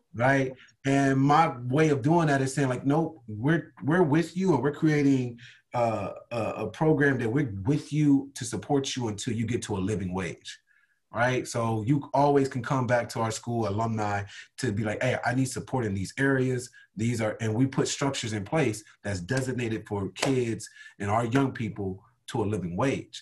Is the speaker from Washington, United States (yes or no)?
no; Compton, California, United States; I'm born and raised from Compton, California